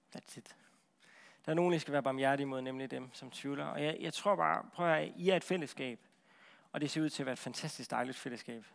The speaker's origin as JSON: {"language": "Danish", "area": "Central Jutland", "region": "Central Denmark Region", "country": "Denmark", "said": "Jeg er fra Midtjylland"}